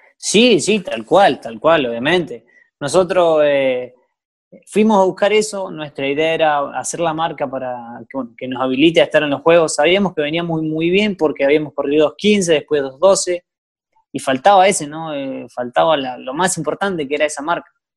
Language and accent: Spanish; Gualjaina, Chubut, Argentina; yo soy de Walhaina, nací, me crié ahí